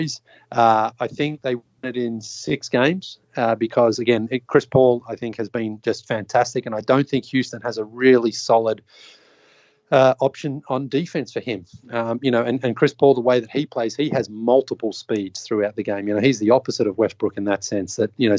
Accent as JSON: {"language": "English", "country": "Australia", "tie": "born or raised there", "also_born_or_lived": "Toronto", "moved": "as an adult", "said": "I grew up in Australia"}